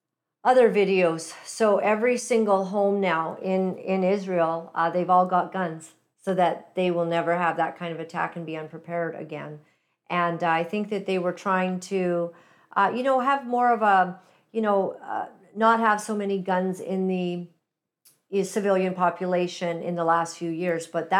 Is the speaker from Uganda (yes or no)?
yes; Uganda; born there; And I'm personally African-American because I was born in Uganda, East Africa.